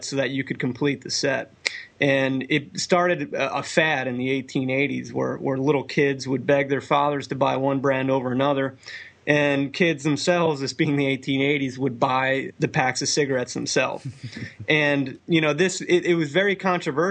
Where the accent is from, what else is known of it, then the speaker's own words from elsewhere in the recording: New Jersey, United States; moved away; the house I grew up in North Jersey